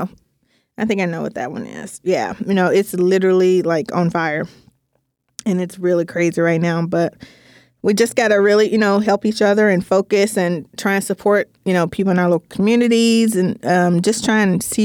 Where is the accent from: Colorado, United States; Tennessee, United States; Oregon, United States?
Tennessee, United States; I grew up born and raised in Tennessee. I grew up with shooting guns.